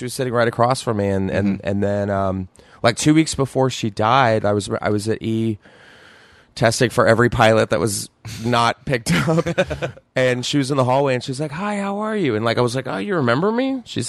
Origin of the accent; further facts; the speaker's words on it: Texas, United States; Growing up in Texas